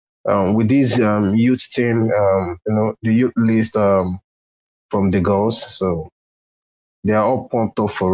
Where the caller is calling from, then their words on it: Nigeria; I'm listening from Nigeria already. It's 11:33 p.m. on my side.